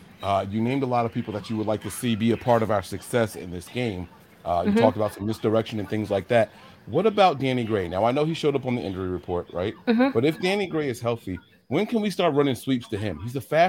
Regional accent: New Jersey, United States; But let them know, like, we're from Jersey. We have accents.

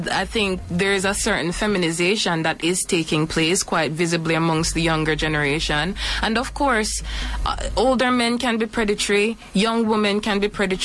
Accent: Jamaica; Growing up in Jamaican culture

